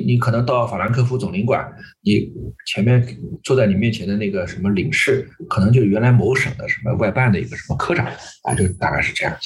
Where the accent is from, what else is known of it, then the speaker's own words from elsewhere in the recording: Nanjing, Jiangsu, China; 我们南京人过去不叫金陵饭店，叫塞尔契城楼